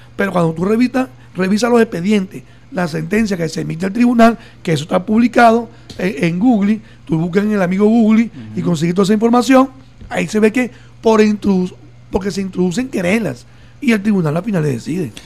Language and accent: Spanish; Venezuela; como venezolanos, venezolanas